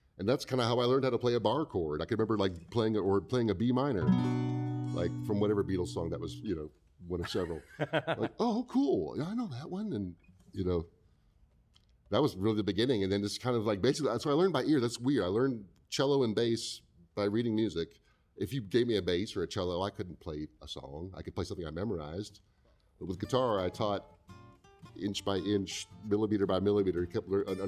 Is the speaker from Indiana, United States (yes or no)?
yes; Indiana, United States; born there; Hey, I, you know … I was born in Indiana.